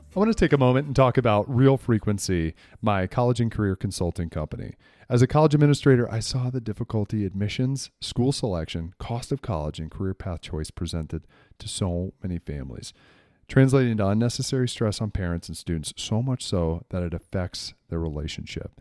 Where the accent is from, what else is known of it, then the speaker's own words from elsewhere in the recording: New England, United States; I grew up in New England